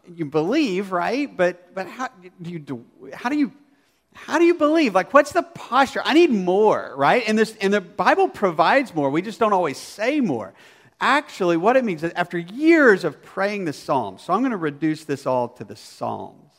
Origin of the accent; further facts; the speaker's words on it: Arkansas, United States; I grew up in Arkansas